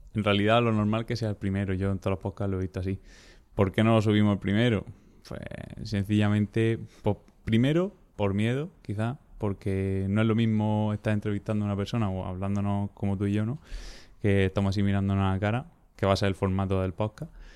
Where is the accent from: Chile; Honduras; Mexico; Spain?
Spain; Almería, Andalusia; soy de Almería